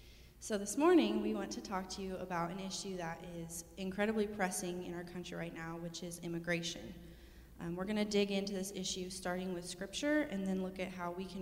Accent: Wichita, Kansas, United States; I was born and raised here in Wichita, Kansas.

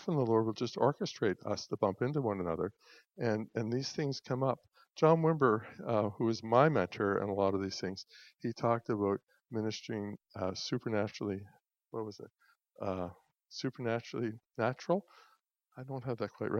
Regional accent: Pictou, Nova Scotia, Canada; moved away; I'm from Pictou.

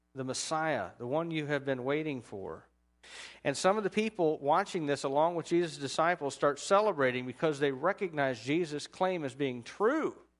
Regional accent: United States; as an American

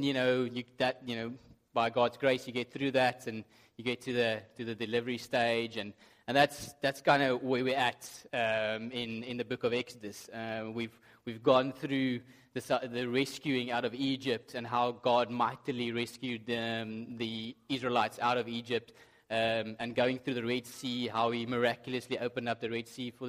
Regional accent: South Africa; moved away; I have been told that sometimes my accent's difficult to understand.

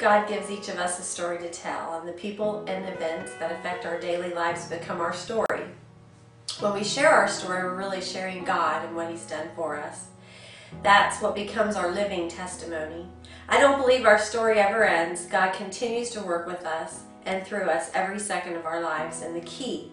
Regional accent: Minerva, Ohio, United States; also born or lived in Canton, Ohio; I was born in Canton, and my parents moved us to Minerva

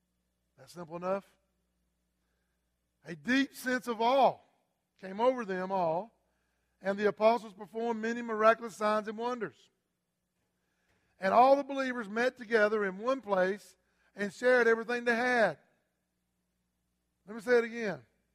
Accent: South Carolina, United States; I'm from South Carolina.

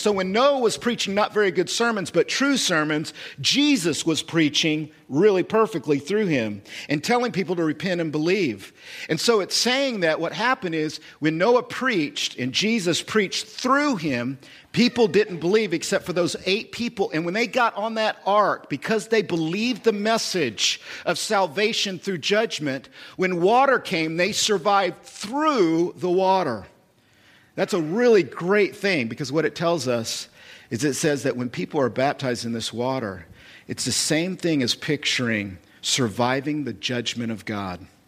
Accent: United States; I'm a citizen. I'm American.

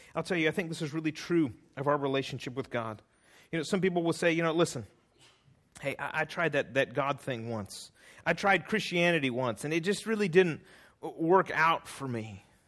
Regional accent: California, United States; I'm from California

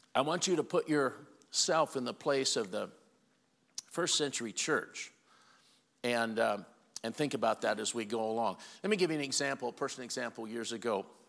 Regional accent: Walla Walla, Washington, United States; I'm from Walla Walla, Washington

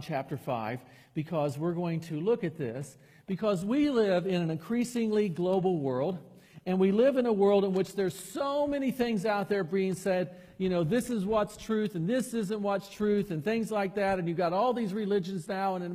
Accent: Chattanooga, Tennessee, United States; moved away; also born or lived in Anderson, Indiana; I grew up in Chattanooga under a pastor that said he never once questioned his salvation

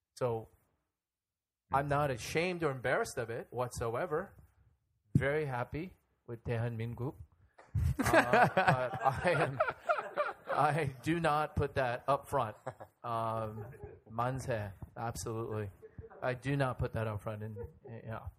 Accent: United States; I'm Korean American

